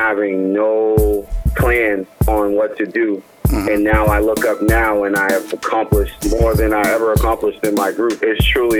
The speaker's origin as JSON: {"language": "English", "town": "Boston", "region": "Massachusetts", "country": "United States", "tie": "born or raised there", "said": "Well, I'm from Boston, obviously. I'm from Dorchester"}